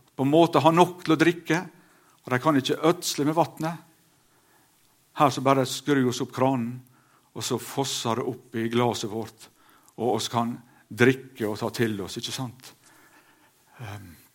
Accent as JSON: {"language": "Norwegian", "area": "Sunnmøre", "region": "Møre og Romsdal", "country": "Norway", "said": "hjemme på Auregarden"}